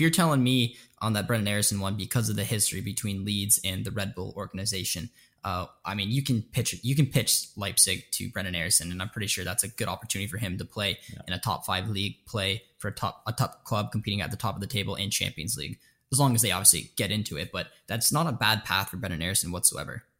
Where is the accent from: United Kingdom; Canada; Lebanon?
Canada; We're both Canadian